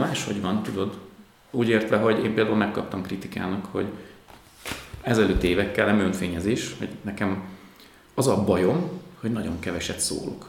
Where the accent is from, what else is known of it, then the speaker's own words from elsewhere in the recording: Tataháza, Bács-Kiskun, Hungary; moved away; Én tataházi vagyok